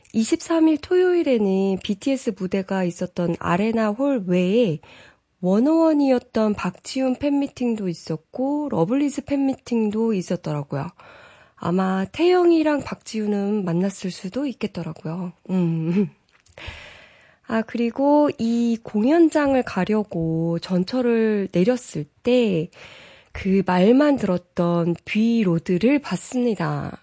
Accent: South Korea

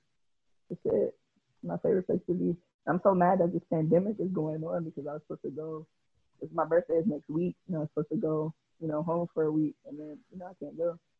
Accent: Jamaica; And I'm not saying there's anything wrong with Jamaica because I'm Jamaican.

